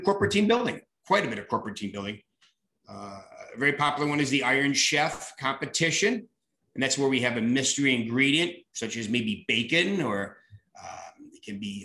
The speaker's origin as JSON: {"language": "English", "area": "near Lake Placid", "region": "New York", "country": "United States", "moved": "yes", "lives_now": "Wisconsin, United States", "said": "I was from New York, almost like Lake Placid"}